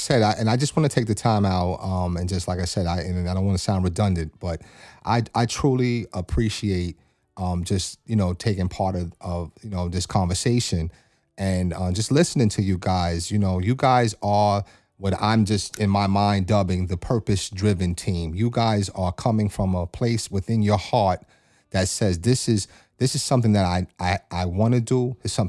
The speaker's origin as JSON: {"language": "English", "region": "New York", "country": "United States", "moved": "yes", "lives_now": "Lawnside area, New Jersey, United States", "said": "I'm from a small town in New York"}